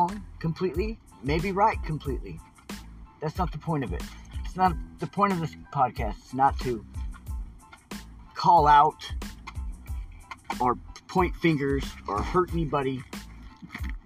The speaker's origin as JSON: {"language": "English", "town": "Portland", "region": "Oregon", "country": "United States", "tie": "born or raised there", "said": "I grew up in Portland, Oregon."}